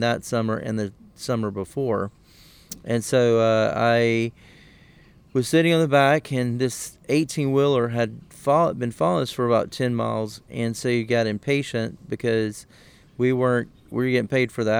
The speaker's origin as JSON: {"language": "English", "region": "Southwest Georgia", "country": "United States", "tie": "born or raised there", "said": "the small town in South Georgia where I'm from"}